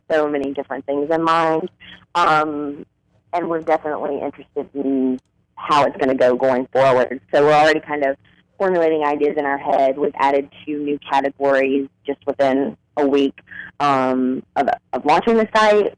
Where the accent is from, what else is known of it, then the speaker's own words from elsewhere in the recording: South Carolina, United States; now in Washington, D.C., United States; I'm actually from South Carolina